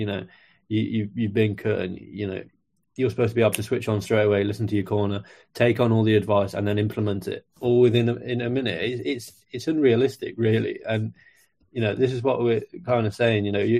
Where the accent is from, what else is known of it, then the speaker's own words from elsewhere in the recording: Mexico; I'm from Mexico, he's from Brazil. It's a nation versus nation thing.